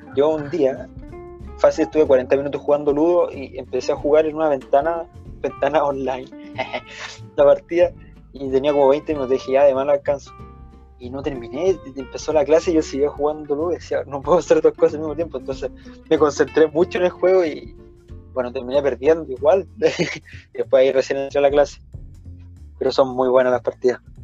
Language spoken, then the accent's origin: Spanish; Santiago, Santiago Metropolitan Region, Chile; nosotros somos de Santiago